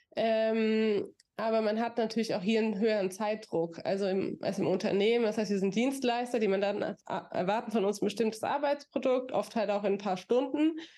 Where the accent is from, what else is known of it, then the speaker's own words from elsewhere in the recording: near Aschaffenburg, Bavaria, Germany; also born or lived in Florida; now in Frankfurt, Germany; ich bin in Aschaffenburg zur Schule gegangen, da ich aus der Nähe komme